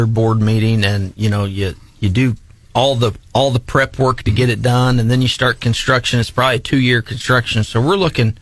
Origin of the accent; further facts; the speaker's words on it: Jefferson City, Missouri, United States; also born or lived in Moberly, Missouri; back in my hometown